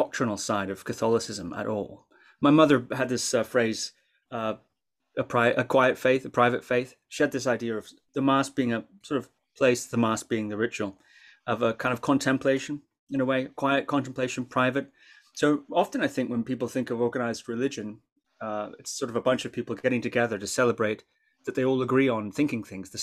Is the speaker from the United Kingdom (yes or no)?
yes; Shetland Islands, Scotland, United Kingdom; I grew up on the Shetland Islands